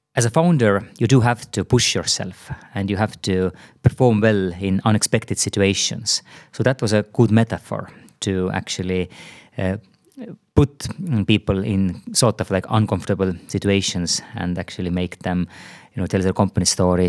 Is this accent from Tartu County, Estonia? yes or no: yes; Tartu, Tartu County, Estonia; also born or lived in San Francisco Bay Area; now in Tallinn, Estonia; I'm originally from Tartu